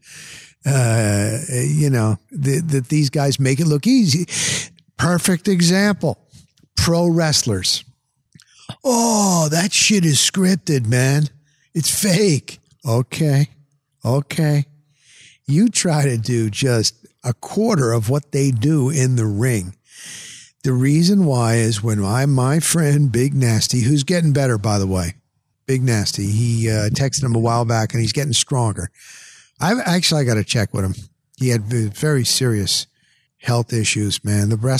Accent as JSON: {"language": "English", "region": "New Jersey", "country": "United States", "also_born_or_lived": "Denver, Colorado", "moved": "as an adult", "lives_now": "Florida, United States", "said": "I'm from Jersey."}